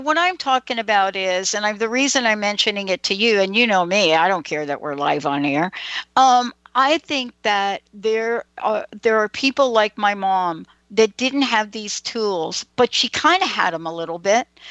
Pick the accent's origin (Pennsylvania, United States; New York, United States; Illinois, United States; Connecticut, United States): New York, United States; I grew up in New York.